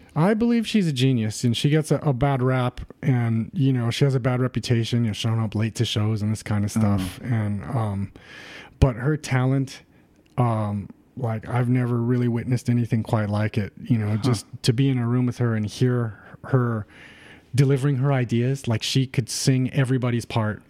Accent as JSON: {"language": "English", "town": "Rosemead", "region": "California", "country": "United States", "tie": "born or raised there", "said": "I grew up in the San Gabriel Valley, you know, um, in a town called Rosemead, which is next to Pasadena"}